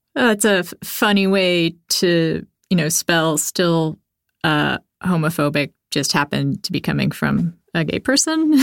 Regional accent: Texas, United States; Well, so I'm actually also from Texas, also raised by people who were raised in the Baptist church

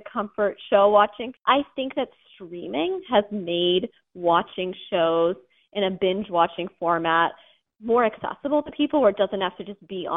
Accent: Massachusetts, United States; moved away; I'm from Massachusetts, so I grew up in New England

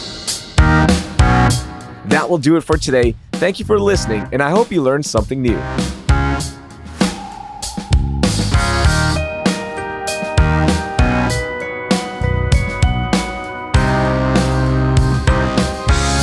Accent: Houston, Texas, United States; I grew up in Houston, right? I've been here since I was 5 years old

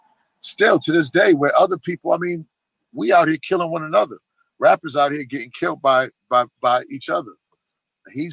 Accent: Boston, Massachusetts, United States; I come from Boston, very racist city

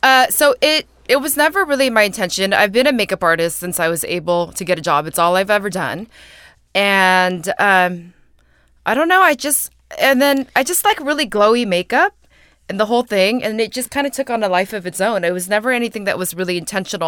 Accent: San Jose, California, United States; moved away as an adult; now in New York, United States; I grew up in San Jose, but I've lived in New York for nine years

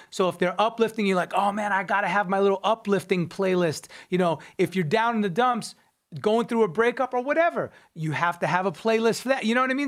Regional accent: Long Island, New York, United States; I'm from Long Island, New York.

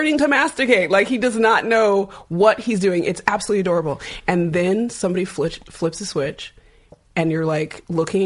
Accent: California, United States; I'm from California

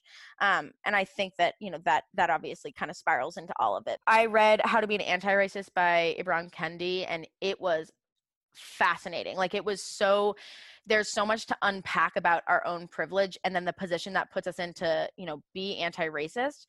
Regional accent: Portsmouth, New Hampshire, United States; I'm from Portsmouth, New Hampshire

